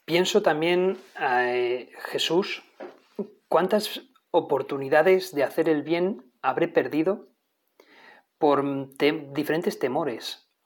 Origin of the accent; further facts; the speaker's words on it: Navarre, Spain; soy navarro, como tantos otros que aquí hablamos